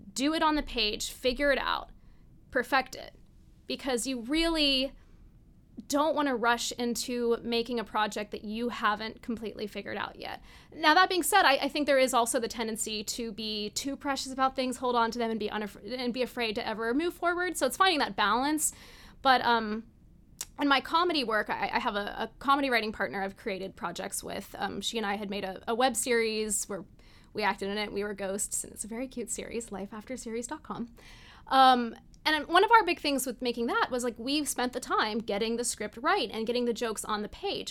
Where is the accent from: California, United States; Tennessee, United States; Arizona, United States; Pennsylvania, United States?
Tennessee, United States; moved away; also born or lived in New York; people that I knew back in my hometown in Tennessee